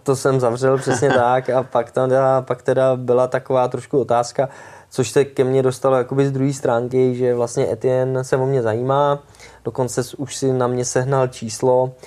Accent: Czechia; jako ty Češi

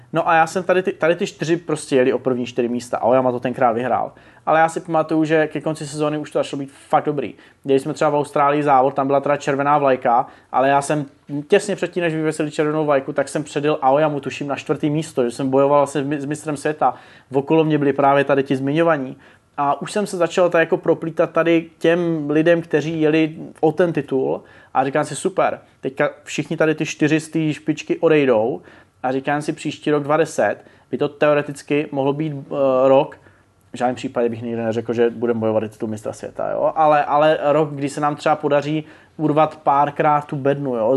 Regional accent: Brno, South Moravian Region, Czechia; já jsem z Brna

